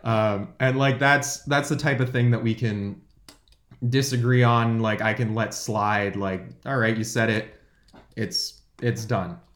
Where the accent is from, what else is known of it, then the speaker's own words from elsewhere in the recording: San Jose, California, United States; I'm from San Jose, California. Uh, I lived there my whole life until going to college